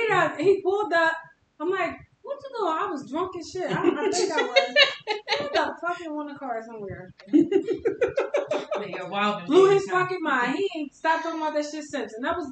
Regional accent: New Jersey, United States; I'm not even from Philly.

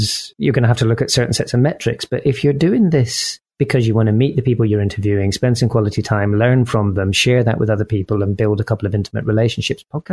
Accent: Scotland, United Kingdom; As a Scotsman

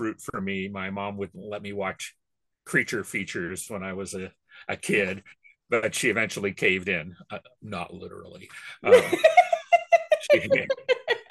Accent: Washington, United States; also born or lived in Brooklyn, New York; I was born in New York in Brooklyn, but I came out here when I was three. And so I've been sort of naturalized as a Washingtonian

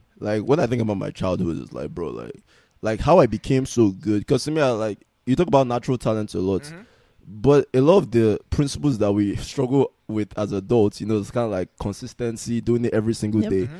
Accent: Nigeria; Yes, I'm Nigerian.

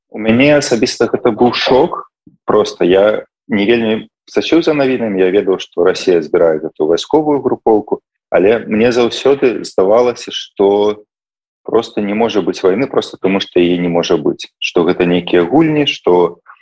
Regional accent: Belarus; now in Netherlands; я як беларус

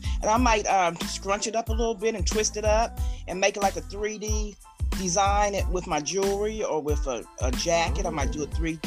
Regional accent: Columbus, Ohio, United States; also born or lived in Mansfield, Ohio; I've been here in Columbus since I was 13 months old

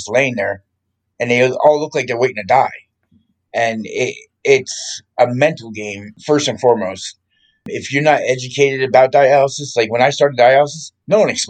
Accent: Morristown, New Jersey, United States; moved away; also born or lived in Orlando, Florida; I grew up in Morristown, New Jersey.

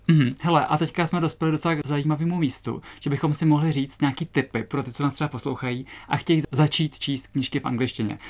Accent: Třebíč, Vysočina Region, Czechia; moved away; já jsem nedávno byla na návštěvě v Třebíči v mém rodném městě

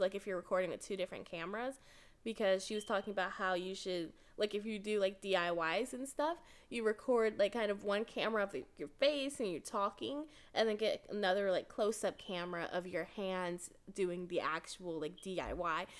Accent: Texas, United States; I'm from Texas, so our state's in El Paso.

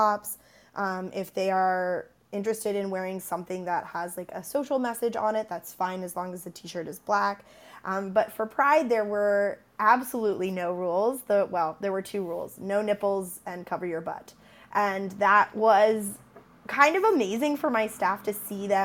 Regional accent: Tennessee, United States; I'm originally from Tennessee

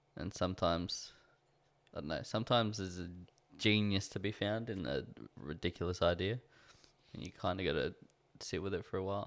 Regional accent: Australia; I don't feel like I have an identity as an Australian

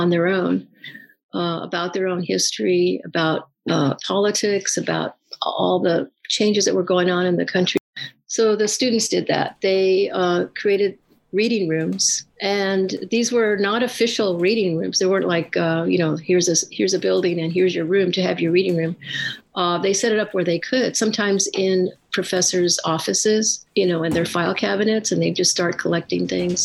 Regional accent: La Puente, California, United States; also born or lived in East Los Angeles; Our family moved to San Gabriel Valley when I was in about third grade. And we grew up in La Puente

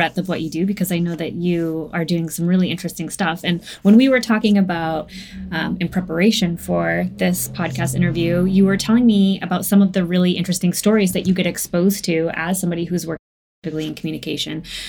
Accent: United States; as an American

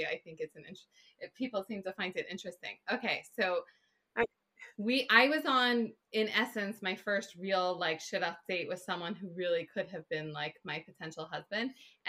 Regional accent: Atlanta, Georgia, United States; moved away as an adult; also born or lived in Israel / Kansas City, Kansas; now in Philadelphia, United States; I grew up in mostly suburban Atlanta, moved to Israel when I was 20. 20. Lived in Israel for 5.5 years, then had the honor and privilege of, believe it or not, moving to Kansas City, Kansas.

